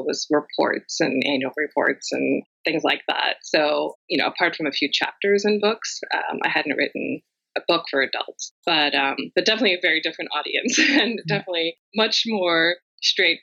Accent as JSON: {"language": "English", "town": "Rockville", "region": "Maryland", "country": "United States", "tie": "born or raised there", "said": "I am in my hometown of Rockville, Maryland, just outside of Washington, D.C., which is where I've grown up and spent all of my life"}